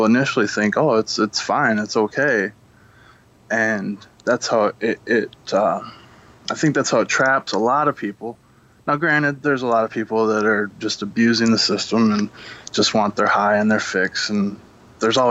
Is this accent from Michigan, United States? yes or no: yes; Monroe, Michigan, United States; moved away; I come from Monroe, Michigan, and that, not anymore, I moved